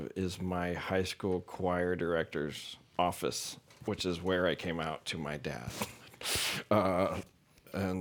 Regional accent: St. Louis, Missouri, United States; I grew up in St. Louis, Missouri, in a pretty conservative community

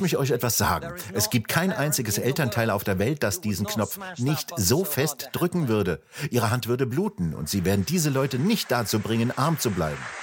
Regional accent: Russia; now in United Kingdom; Ich komme aus Russland

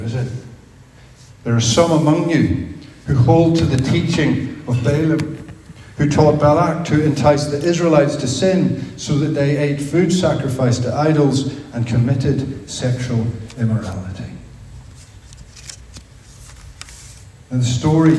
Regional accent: Belfast, Northern Ireland, United Kingdom; I grew up in Belfast

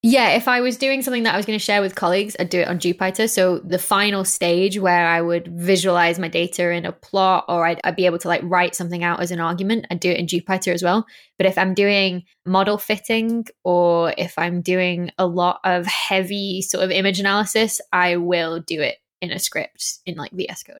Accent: North West England, United Kingdom; accent: northern; moved away; I was like, brought up in the northwest of England, but my mum's family are all from the northeast of England, so it's this odd smush.

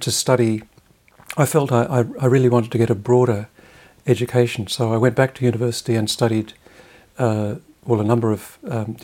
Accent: Australia; moved away as an adult; I was going to primary school in the 60s, secondary school in the 70s.

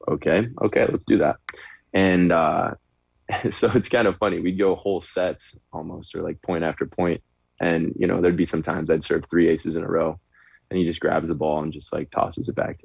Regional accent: Chicago, Illinois, United States; moved away; I'm from Chicago as well originally

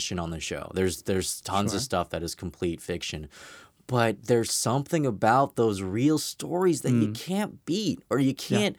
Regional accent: Riverside, California, United States; I was an Asian kid growing up in Riverside, California, which is very much not

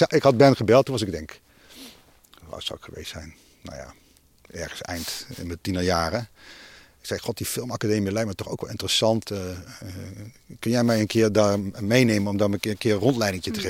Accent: Tegelen, Limburg, Netherlands; Venlo, waar ik zeg maar vandaan kom, dat ik kom uit Tegelen, dat is een dorpje tegen Venlo aan

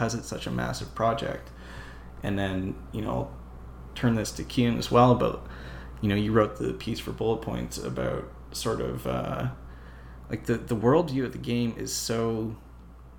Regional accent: Canada; as a Canadian

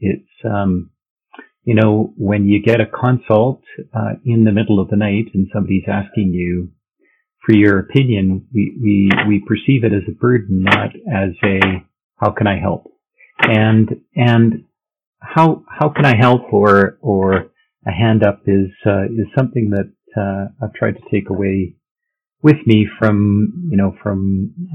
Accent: Saskatchewan, Canada; moved away as an adult; also born or lived in Vancouver; growing up in Saskatchewan and going to med school there was fantastic

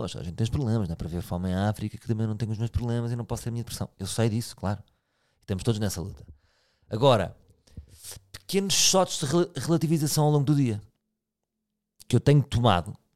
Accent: Portugal; sou português

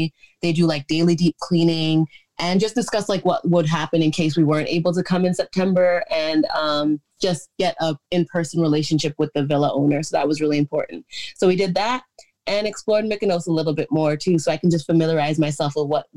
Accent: Canada; I'm proud to be Canadian

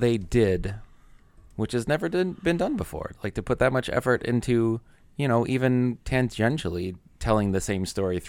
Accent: United States; I'm American.

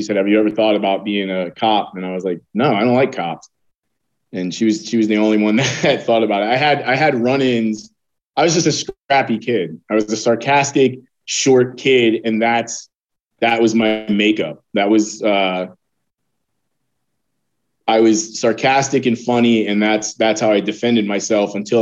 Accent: Connecticut, United States; now in Virginia, United States; I was born up north. I was born in Connecticut

